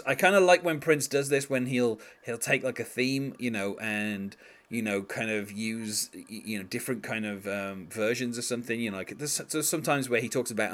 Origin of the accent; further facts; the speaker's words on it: United Kingdom; as a Brit, that's what I'm used to hearing